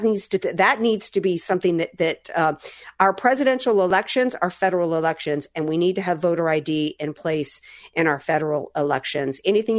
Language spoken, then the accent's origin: English; Deep South, United States; now in San Diego, United States; growing up in the Deep South